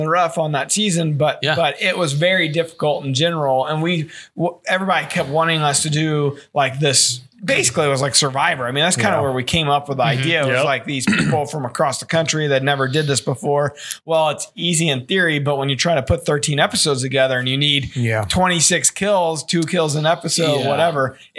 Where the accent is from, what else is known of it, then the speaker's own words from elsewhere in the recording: Missouri, United States; I grew up in Smalls in Missouri.